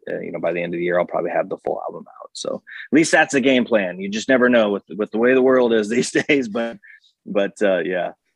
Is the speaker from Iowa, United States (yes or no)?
no; Independence, Kansas, United States; moved away; also born or lived in Colorado; I'm originally from Independence, Kansas, um, small town Kansas